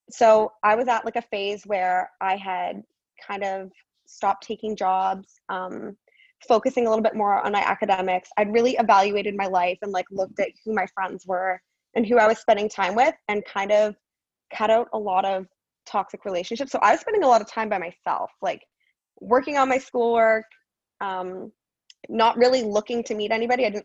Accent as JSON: {"language": "English", "town": "Guelph", "region": "Ontario", "country": "Canada", "tie": "born or raised there", "also_born_or_lived": "Toronto area, Canada", "moved": "as an adult", "lives_now": "Arizona, United States", "said": "So I'm a Canadian girl. I was born just outside of Toronto, and then I lived in Guelph my whole life. Um, that's actually where I ended up going to university as well."}